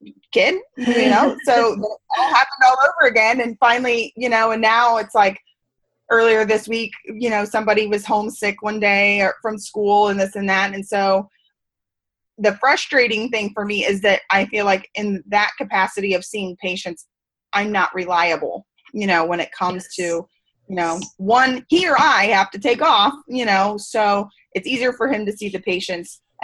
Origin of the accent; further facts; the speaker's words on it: Missouri, United States; moved away; I was commuting to my hometown. We were in Missouri then